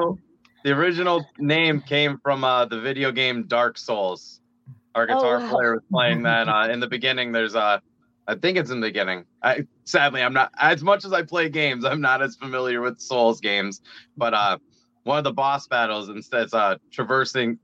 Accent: Scranton, Pennsylvania, United States; We're from Scranton, PA, actually here

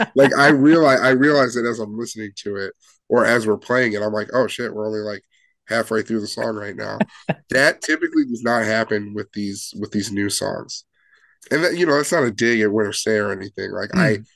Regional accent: Chicago area, Illinois, United States; we're all from Chicago or the Chicago land area

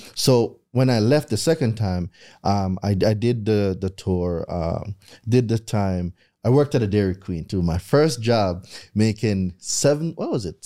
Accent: Jamaica; moved away as an adult; now in United States; I lived there my entire life

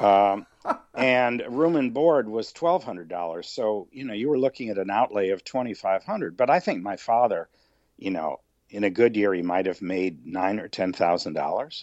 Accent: just outside of Chicago, Illinois, United States; I grew up just outside of Chicago

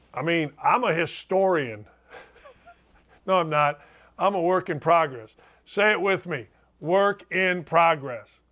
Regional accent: Chicago area, Illinois, United States; I grew up in that area.

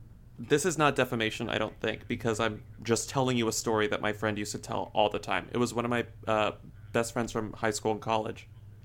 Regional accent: San Antonio, Texas, United States; the San Antonio Express news website, shout out to my hometown

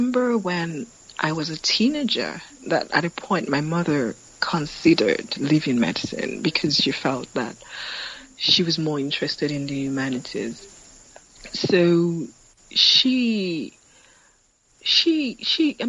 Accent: Ilesha, Osun, Nigeria; also born or lived in Lagos, Nigeria; Shortly after that, my parents moved.

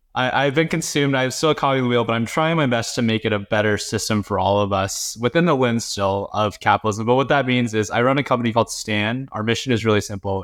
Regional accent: North Carolina, United States; also born or lived in Beijing, China; I was born in Beijing, but I, I immigrated to North Carolina when I was very young.

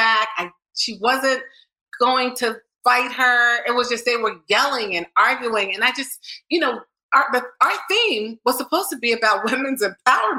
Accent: New Jersey, United States; I'm from New Jersey

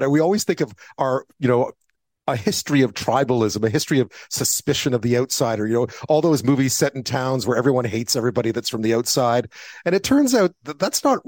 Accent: Montreal, Quebec, Canada; I grew up in Montreal

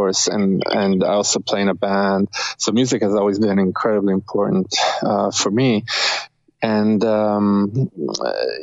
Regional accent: Rome, Lazio, Italy; now in Canada; we're both from Rome, Italy. So okay. We met here, so we're kind of like we're an Italian band in Canada

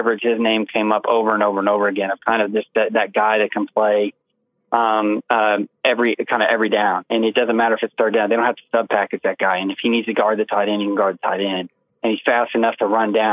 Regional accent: Kansas City, Missouri, United States; moved away; also born or lived in Texas; I grew up in Kansas City

